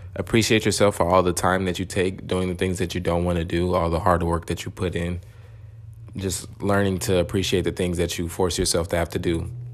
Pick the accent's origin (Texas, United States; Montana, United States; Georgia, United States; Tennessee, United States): Texas, United States; Dallas; I am from Dallas